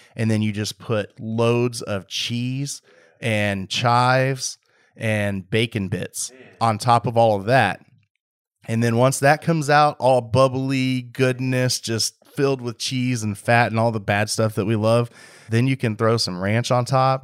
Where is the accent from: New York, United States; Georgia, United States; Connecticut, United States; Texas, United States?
Texas, United States; Waller County; growing up in Waller County, out there, all we had was E M S